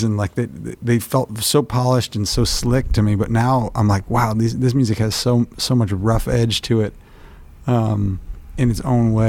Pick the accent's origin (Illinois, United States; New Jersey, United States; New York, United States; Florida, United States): New York, United States; Buffalo; growing up in the suburbs where I grew up outside of Buffalo